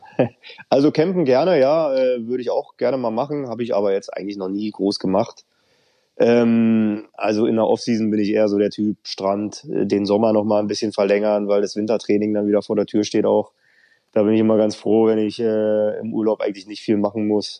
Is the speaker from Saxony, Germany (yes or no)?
no; Wandlitz, Brandenburg, Germany; also born or lived in East Berlin; Also ich bin in Brandenburg aufgewachsen, zwar in Berlin geboren, aber mhm. außerhalb ein bisschen aufgewachsen